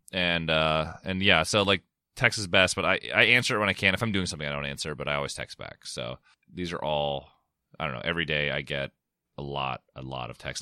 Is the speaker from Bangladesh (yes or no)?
no; San Diego, California, United States; I'm, I'm from San Diego